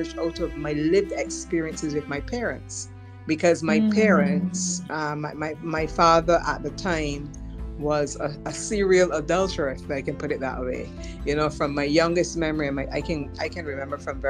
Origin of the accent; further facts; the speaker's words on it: Barbados; another Bajan couple